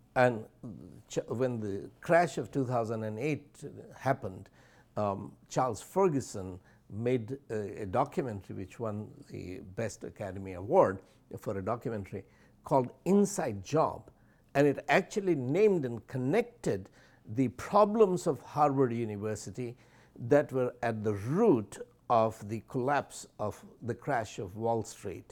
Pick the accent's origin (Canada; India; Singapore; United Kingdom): India; first language Hindi; English is a second language; also born or lived in Allahabad; as an Indian teenager